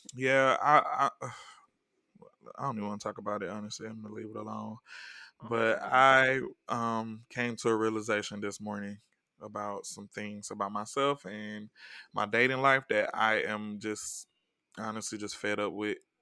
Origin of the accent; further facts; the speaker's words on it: the South, United States; now in Los Angeles, United States; I'm from the South